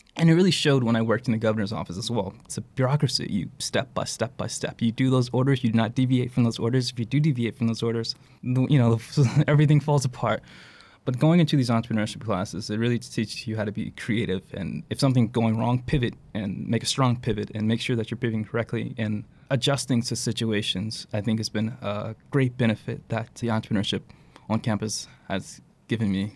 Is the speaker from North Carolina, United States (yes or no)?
yes; Charlotte, North Carolina, United States; I'm from Charlotte. It's a big city